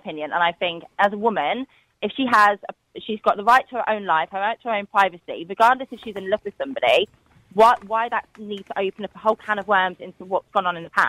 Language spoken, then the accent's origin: English; United Kingdom; We're all from the United Kingdom.